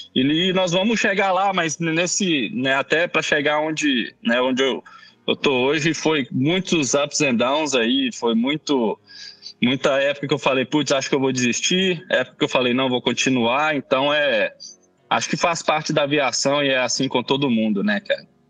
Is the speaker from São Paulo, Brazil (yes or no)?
no; Belo Horizonte, Minas Gerais, Brazil; eu sou mineiro de BH